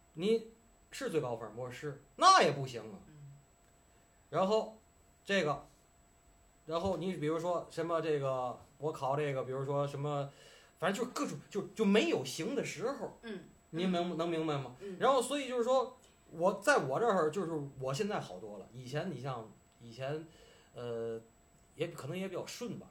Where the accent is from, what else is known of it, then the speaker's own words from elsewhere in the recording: Tianjin, China; accent: Tianjin dialect; 按咱们天津话